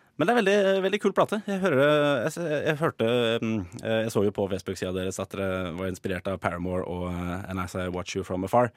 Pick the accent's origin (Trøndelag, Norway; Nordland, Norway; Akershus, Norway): Akershus, Norway; Drøbak; jeg kommer jo fra Drøbak